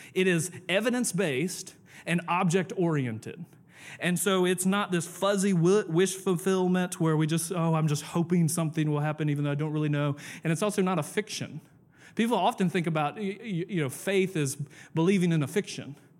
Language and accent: English; the South, United States; I'm from the South